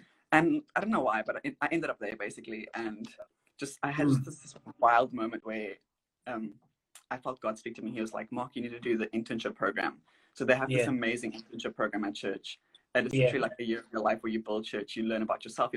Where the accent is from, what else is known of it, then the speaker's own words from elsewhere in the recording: Cape Town, Western Cape, South Africa; Grew up, born and bred in Cape Town